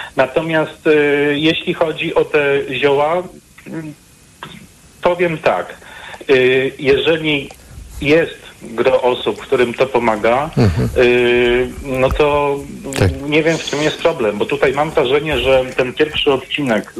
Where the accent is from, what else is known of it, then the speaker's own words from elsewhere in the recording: Katowice, Silesian Voivodeship, Poland; jestem z Katowic